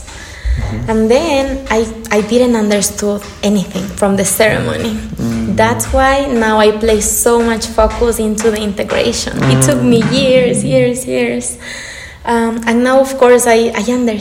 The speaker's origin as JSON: {"language": "English", "town": "Quito", "region": "Pichincha", "country": "Ecuador", "tie": "born or raised there", "also_born_or_lived": "Scotland / Birmingham", "moved": "as an adult", "said": "I love my country. I was born in here in Quito"}